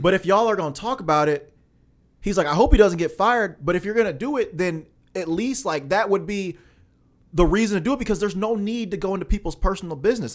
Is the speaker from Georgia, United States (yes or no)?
no; Alton, Illinois, United States; I'm from Alton, Illinois